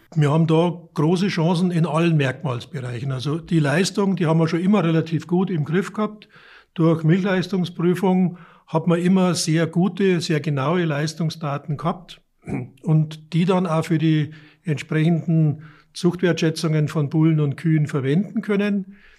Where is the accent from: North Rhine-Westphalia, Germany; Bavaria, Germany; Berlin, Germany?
Bavaria, Germany; Munich area; moved away as an adult; now in Neustadt an der Aisch, Germany; ich komme aus der Münchner, aus dem Münchner Umland